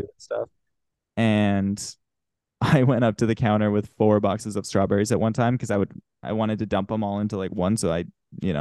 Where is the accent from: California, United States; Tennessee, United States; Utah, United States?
Utah, United States; Salt Lake City; I'm from Salt Lake City